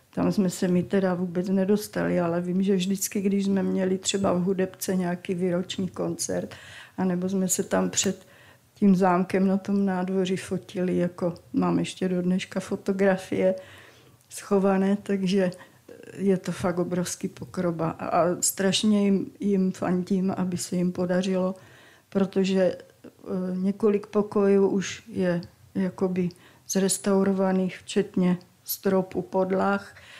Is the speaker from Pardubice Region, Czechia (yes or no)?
no; Valašské Meziříčí, Zlín Region, Czechia; Já jsem z Valmezu